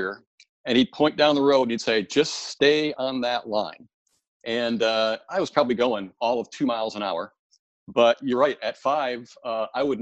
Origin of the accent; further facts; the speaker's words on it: Michigan, United States; I grew up on a dairy farm in mid-Michigan